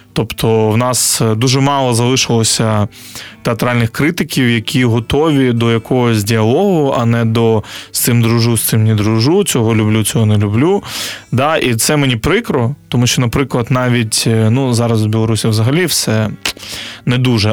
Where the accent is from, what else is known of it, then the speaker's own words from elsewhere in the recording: Chornomorsk, Odesa Oblast, Ukraine; now in Kyiv, Ukraine; Я з російськомовного регіону, я з Одещини, з міста Чорноморськ раніше це Лічівськ.